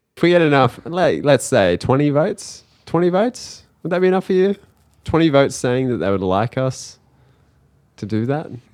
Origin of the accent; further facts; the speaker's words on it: Australia; as an Australian